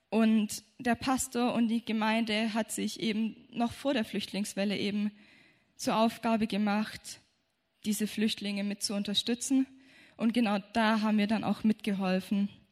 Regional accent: Germany; wir kommen aus Deutschland

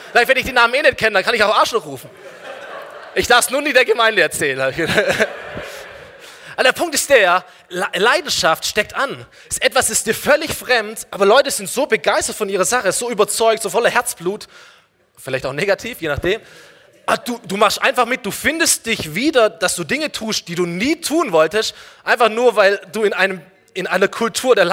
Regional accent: Aalen, Baden-Württemberg, Germany; Aalen ist meine Heimatstadt, komm, wir fahren hin eine Stunde

